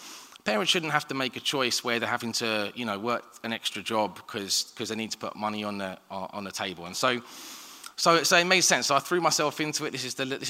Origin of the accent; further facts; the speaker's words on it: London, United Kingdom; I grew up in Southeast London